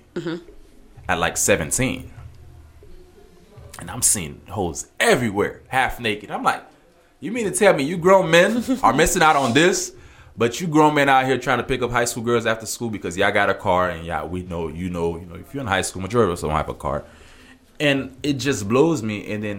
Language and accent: English; Miami, Florida, United States; I'm from Miami, for some of you guys that may not know.